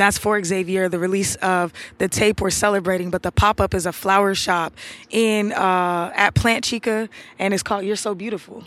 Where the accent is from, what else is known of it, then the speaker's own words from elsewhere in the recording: Atlanta, Georgia, United States; I'm from Atlanta. I live in Atlanta.